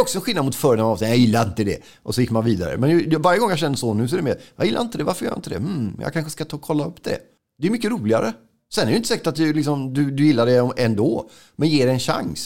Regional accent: Gothenburg, Västra Götaland, Sweden; när jag var 14 så var gideoniterna i vår skola i Buråsskolan i Johanneberg

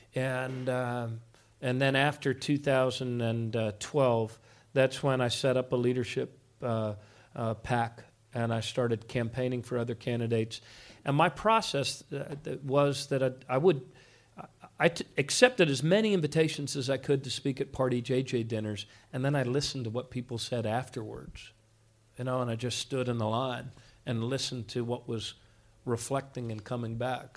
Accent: Montgomery County, Maryland, United States; also born or lived in Baltimore; I grew up in Montgomery County

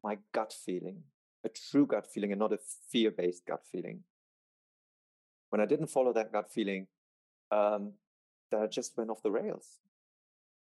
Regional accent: Germany; moved away as an adult; also born or lived in Palm Springs; I'm moving back to Germany

